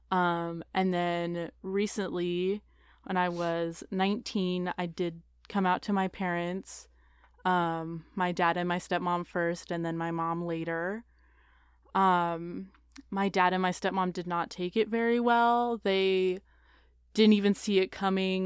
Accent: Portland, Oregon, United States; moved away; I grew up in Portland, Oregon

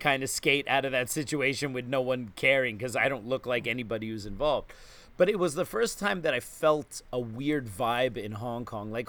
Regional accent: New York, United States; as a New Yorker

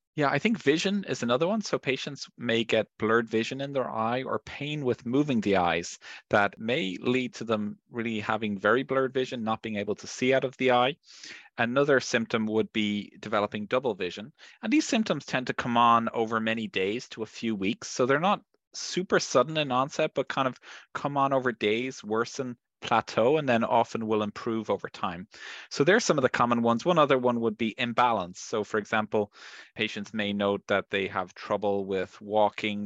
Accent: Ireland; I'm from Ireland

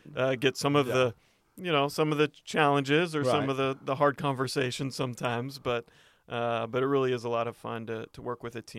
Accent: Lancaster, California, United States; born there; now in Los Angeles, United States; Well, I was born in Lancaster, California, which is a little bit north of L.A. In California.

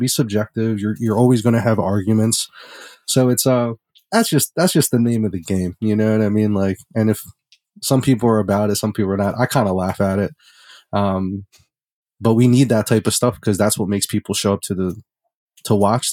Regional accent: Philadelphia, Pennsylvania, United States; I'm from Philadelphia.

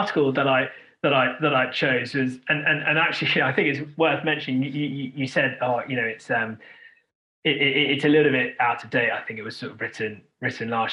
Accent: United Kingdom; I'm a very proud British Indian. I was born in this country.

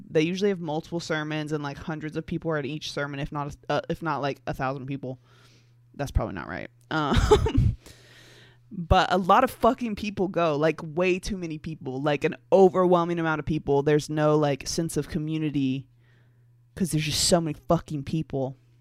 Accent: the Bible Belt, United States; I grew up in the Bible Belt. I'm still in the Bible Belt.

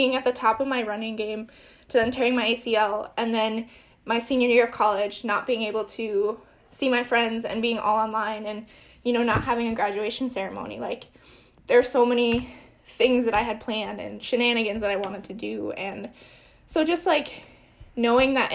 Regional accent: Marshfield, Wisconsin, United States; now in Madison, United States; I grew up in Marshfield, which is like 2 hours north of here, central Wisconsin.

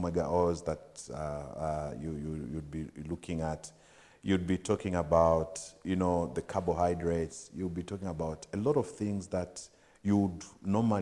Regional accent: Livingstone, Southern Province, Zambia; I grew up in Livingstone. I mean, I was born and bred in Livingstone

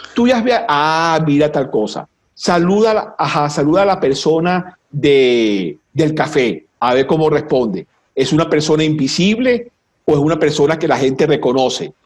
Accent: Venezuela; los venezolanos, vamos a, poner, gentilicios, no somos, yo estoy convencido que no somos latinoamericanos, somos caribeños.

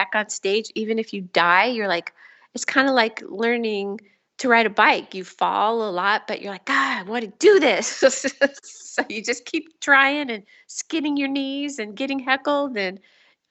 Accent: New York, United States; moved away as an adult; also born or lived in Philadelphia; now in California, United States; I'm from New York

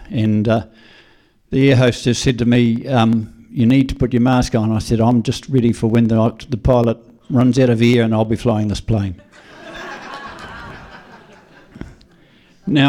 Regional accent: Marlborough, New Zealand; I'm from Marlborough. I've got a vineyard just out of Blenheim.

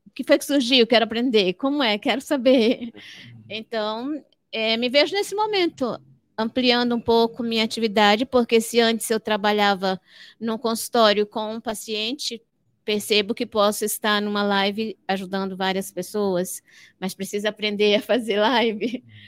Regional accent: Fortaleza, Ceará, Brazil; moved away; also born or lived in Amapá; Eu nasci no Ceará. nasci no Ceará. Nasci, nasci em Fortaleza

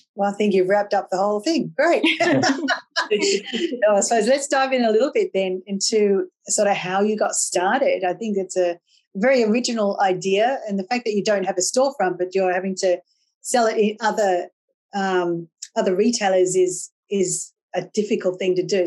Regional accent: Australia; I'm Australian, and I was brought up drinking tea.

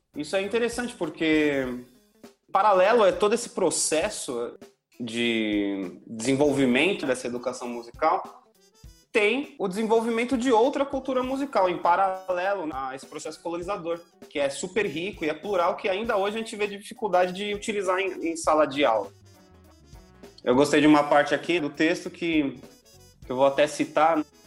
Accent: Brazil; Nós somos brasileiros

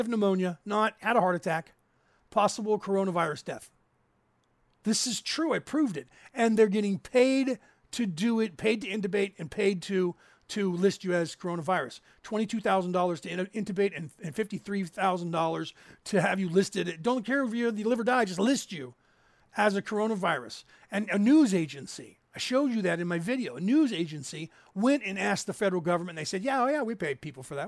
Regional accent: California, United States; we grew up in California.

